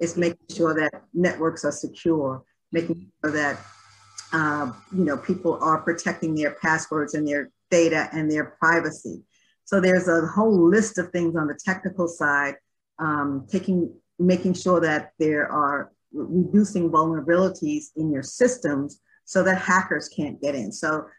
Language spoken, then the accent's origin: English; Brooklyn, New York, United States; moved away as an adult; now in Washington, United States; I actually was born and raised in Brooklyn, New York. Far from there now. I moved out of New York when I was in my early 20s, which has been quite a while ago. So I'm not even sure if I still identify with being a Brooklynite. I don't have the accent anymore